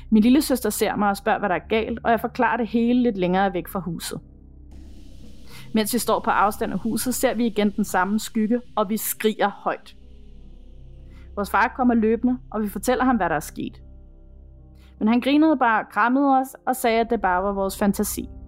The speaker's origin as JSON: {"language": "Danish", "country": "Chile", "tie": "born or raised there", "said": "Jeg boede som barn i Chile, ude på en kæmpe grund, omgivet af masser af marker og skov."}